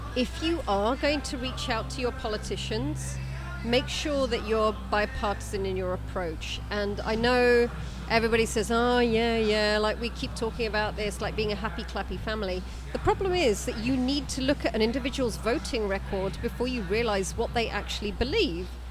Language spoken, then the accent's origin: English; United Kingdom; As a Brit